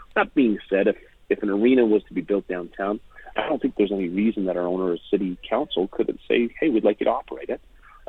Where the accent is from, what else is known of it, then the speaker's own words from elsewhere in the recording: Edmonton, Alberta, Canada; I came from Edmonton where we went from the transition of Edmonton Northlands and Rexall Place into Rogers Place downtown.